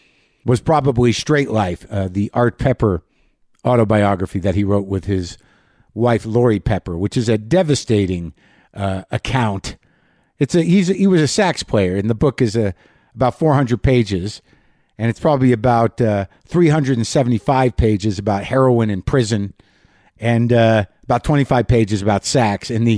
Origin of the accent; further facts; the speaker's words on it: Albuquerque, New Mexico, United States; I'm broadcasting from Los Poblanos. Los Poblanos is in New Mexico, Albuquerque, the historic inn and organic farm just down the street from where I grew up.